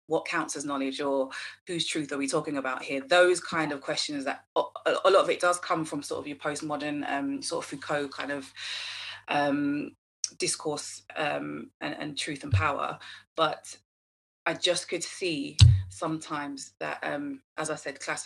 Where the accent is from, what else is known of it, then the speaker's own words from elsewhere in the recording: United Kingdom; I'm Black British, my parents are Caribbean